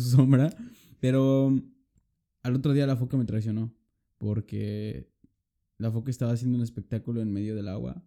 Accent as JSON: {"language": "Spanish", "country": "Mexico", "moved": "yes", "lives_now": "Lübeck, Germany"}